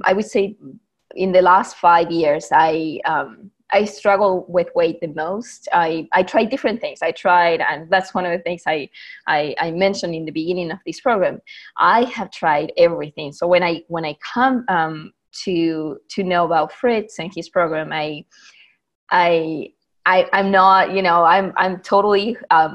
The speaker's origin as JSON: {"language": "English", "region": "Buenos Aires", "country": "Argentina", "moved": "as an adult", "lives_now": "Bakersfield, United States", "said": "I'm originally from Buenos Aires, Argentina, but I live here in the U.S. For the past, I would say, 13 years"}